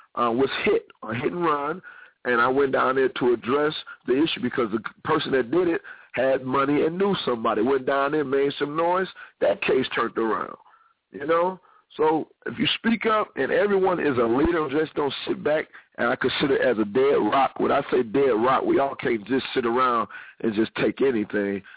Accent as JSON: {"language": "English", "region": "Ohio", "country": "United States", "said": "I'm originally from Ohio."}